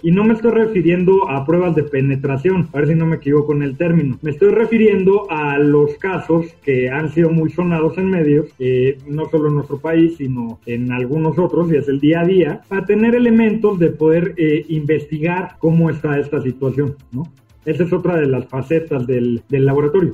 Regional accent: Mexico; Estudié en la UNAM soy mexicano, soy funcionario público

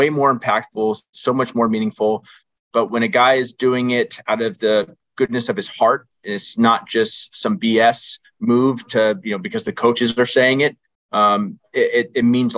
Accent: Orange County / San Diego area, California, United States; I grew up in Orange County in San Diego area

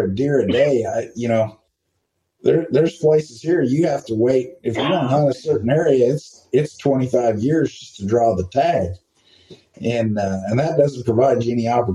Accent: West Coast, United States; I'm a West Coast guy.

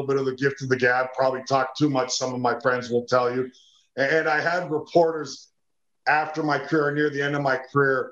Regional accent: Edmonton, Alberta, Canada; where I grew up in Edmonton, Alberta

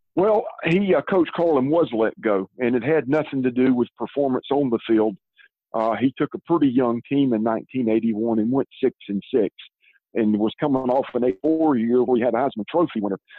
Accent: Columbia, South Carolina, United States; also born or lived in Georgia / Irmo, South Carolina; I'm from Columbia, like you said, and we lived here until 1973. And in 73, my dad moved our family to Georgia

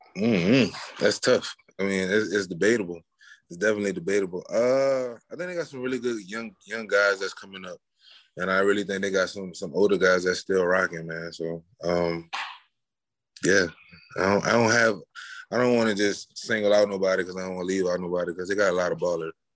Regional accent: New Orleans, Louisiana, United States; I'm from New Orleans, so I went to yeah. St. Augustine school, high school

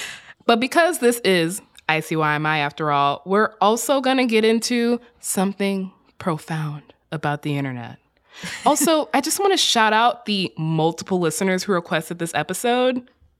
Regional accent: Texas, United States; also born or lived in US South; As a Southerner, I spent about 7-8 years in Texas, including high school and middle school.

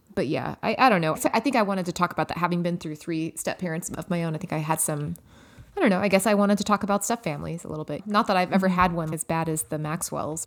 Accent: Los Angeles, California, United States; my hometown

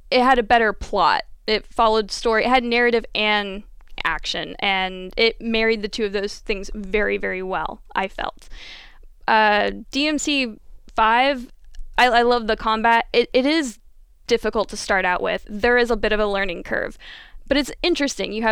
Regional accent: Midwest, United States; Growing up in the Midwest

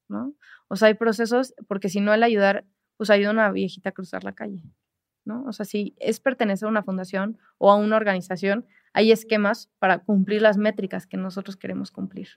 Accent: Mexico; yo como mexicana

